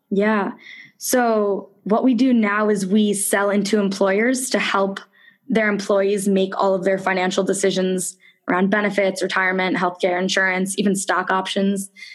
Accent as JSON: {"language": "English", "region": "suburban Connecticut", "country": "United States", "tie": "born or raised there", "said": "I grew up in suburban Connecticut, really close to the Massachusetts border."}